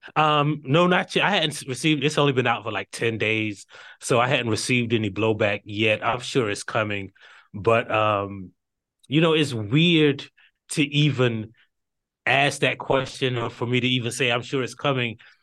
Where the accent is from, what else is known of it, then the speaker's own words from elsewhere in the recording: Hartsville, South Carolina, United States; I was, uh, born and raised in Hartsfield, South Carolina